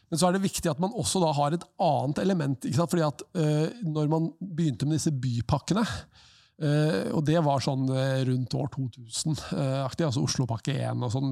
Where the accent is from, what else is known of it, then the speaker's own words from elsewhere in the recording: Lier, Buskerud, Norway; jeg er fra Lier